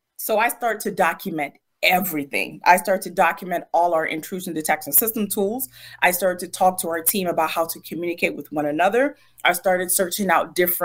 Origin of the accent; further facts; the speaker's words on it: Prince George's County, Maryland, United States; I grew up in Maryland, Prince George's County, Maryland.